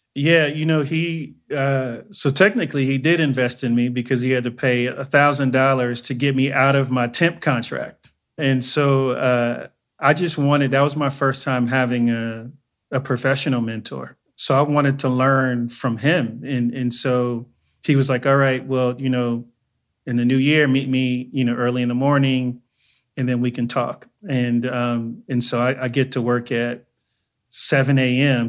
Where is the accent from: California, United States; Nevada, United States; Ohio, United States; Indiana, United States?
California, United States; Inglewood; also born or lived in Joliet, Illinois; I am originally from Joliet, Illinois. I was born there, but I moved to Inglewood, California when I was three years old. So I was raised in Inglewood, and so I claim Inglewood